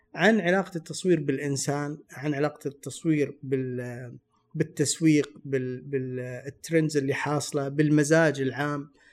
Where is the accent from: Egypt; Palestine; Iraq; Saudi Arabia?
Saudi Arabia; انا من السعوديه وادرس تصوير